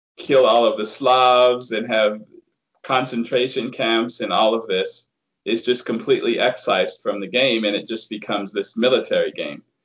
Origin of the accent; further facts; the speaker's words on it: United States; the attitude that I grew up with being an American